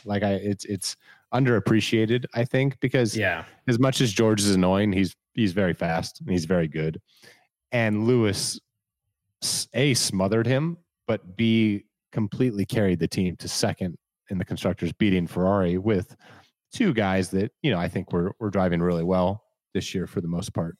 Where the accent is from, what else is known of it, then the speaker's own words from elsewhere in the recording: United States; as an American